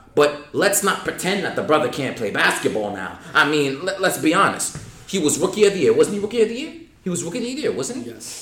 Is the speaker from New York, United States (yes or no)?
yes; New York City, New York, United States; I'm a New Yorker